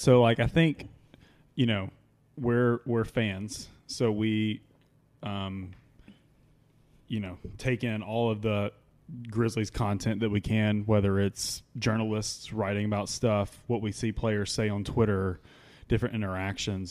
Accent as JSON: {"language": "English", "region": "Mississippi", "country": "United States", "moved": "yes", "lives_now": "Memphis, United States", "said": "I'm originally from Mississippi"}